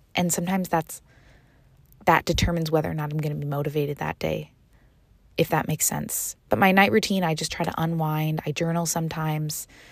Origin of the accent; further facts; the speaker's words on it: Canada; moved away as an adult; now in Seville, Spain; I am originally from Canada, and this year I decided to move to Spain, Sevilla, for dance